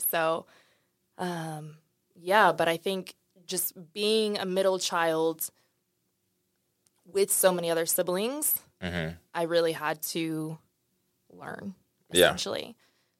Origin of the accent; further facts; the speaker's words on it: Dallas, Texas, United States; also born or lived in St. Louis; So I was born in St. Louis, raised in Dallas.